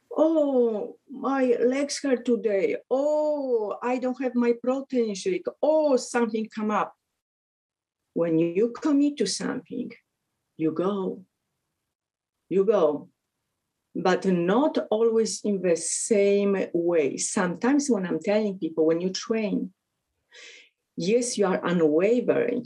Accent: Poland; English is a second language; moved away; also born or lived in Connecticut; I'm from Poland

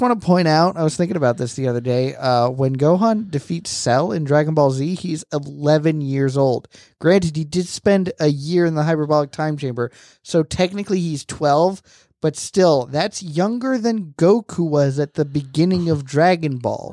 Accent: Florida, United States; growing up in Florida, we had, we didn't have Florida history

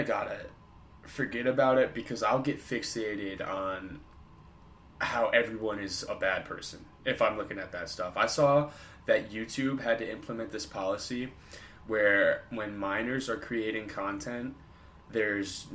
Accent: United States; us as American citizens

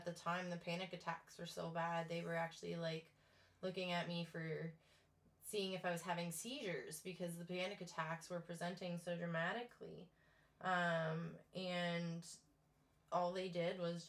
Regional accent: Windsor, Ontario, Canada; moved away as an adult; also born or lived in Ottawa / Thunder Bay; now in New Brunswick, Canada; I was born and raised in Windsor, Ontario. I moved to New Brunswick the day after my 29th birthday

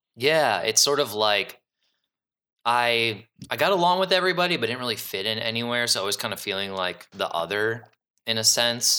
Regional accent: Cleveland, Ohio, United States; moved away as an adult; now in Chicago, United States; I was born and raised in Cleveland, and then, um, I moved to Chicago

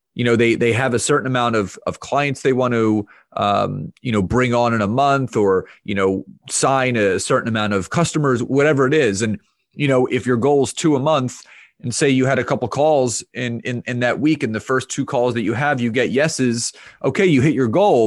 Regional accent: Conshohocken, Pennsylvania, United States; I, uh, grew up in, in the suburbs of Philadelphia in an area called Conshohocken.

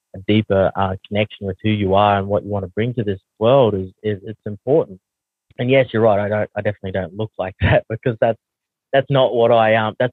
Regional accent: Australia; accent: heavy Aussie; also born or lived in New Zealand; I don't realize how heavy my Aussie accent is

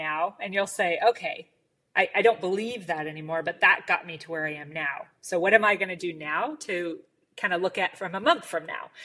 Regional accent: United States; as an American

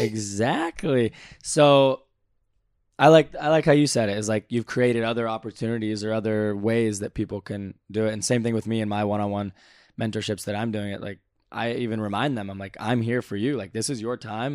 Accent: Valencia, California, United States; I'm from Valencia, California

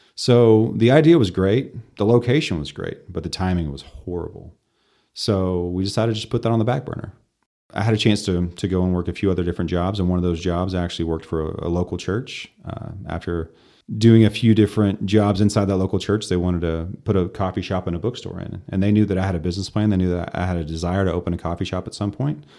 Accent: Amarillo, Texas, United States; So we grew up in Southwest Amarillo

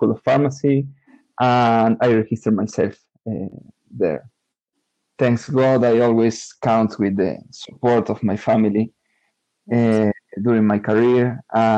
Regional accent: San Luis, Argentina; I am from San Luis. It's a province in the center of Argentina

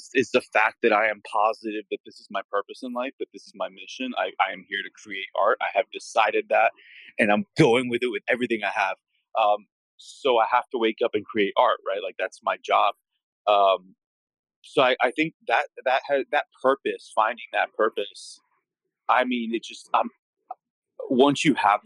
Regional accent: Miami, Florida, United States; also born or lived in San Francisco; Born and raised in Miami

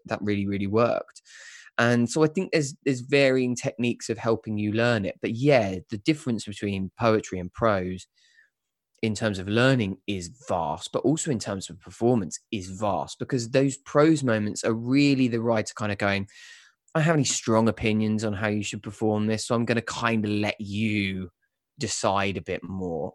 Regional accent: Kent, South East England, United Kingdom; now in London, United Kingdom; I'm not actually from London. I'm from just outside. I'm from Kent.

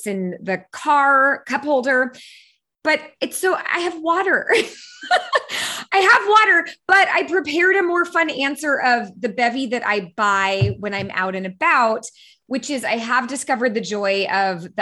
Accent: San Francisco, California, United States; I was born and raised in San Francisco. So I grew up in the Bay Area

